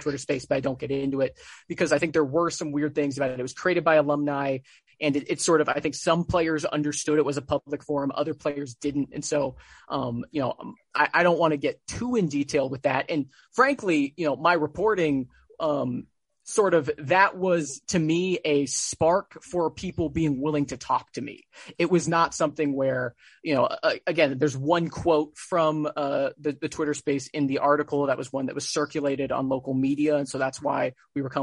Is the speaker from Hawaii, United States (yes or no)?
yes; Hawaii, United States; now in Bay Area, United States; I'm born and raised in Hawaii, and so and I'm born and raised on the islands.